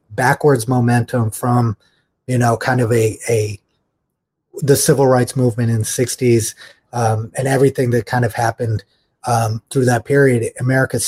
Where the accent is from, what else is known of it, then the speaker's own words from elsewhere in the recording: United States; as Americans